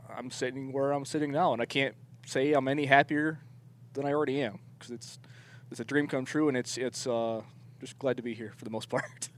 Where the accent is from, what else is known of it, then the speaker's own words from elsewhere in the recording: northern New York State, United States; now in Arizona, United States; I'm originally from New York State. I'm from the northern part of New York, so I grew up uh, 30 miles from Canada